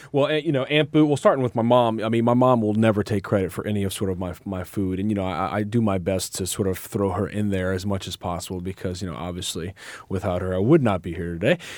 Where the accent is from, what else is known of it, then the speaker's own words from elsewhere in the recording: New Orleans, Louisiana, United States; I grew up in New Orleans with a company called Hubigs Pies